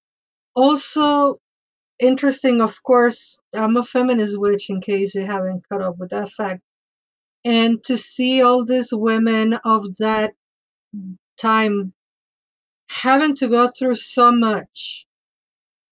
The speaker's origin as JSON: {"language": "English", "country": "Mexico", "tie": "born or raised there", "moved": "yes", "said": "I grew up in Mexico"}